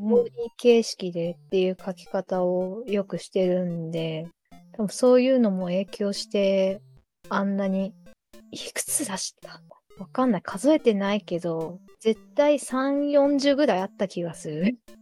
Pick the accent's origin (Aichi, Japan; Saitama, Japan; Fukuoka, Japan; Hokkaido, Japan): Saitama, Japan; 私自体が埼玉県民なんですけど